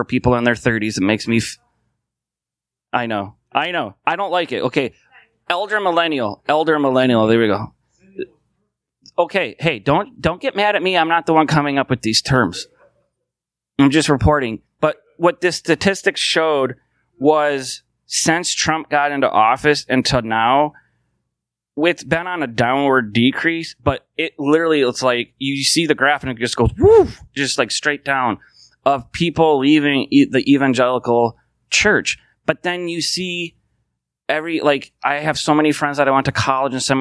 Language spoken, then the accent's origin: English; United States; I can only speak as an American